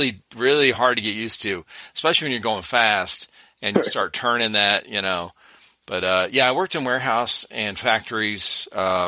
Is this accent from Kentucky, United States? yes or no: no; Cleveland, Ohio, United States; We moved back to where I grew up in Cleveland, Ohio